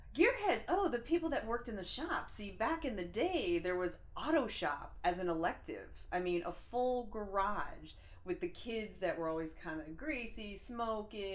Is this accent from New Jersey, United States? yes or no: yes; New Jersey, United States; I grew up in New Jersey.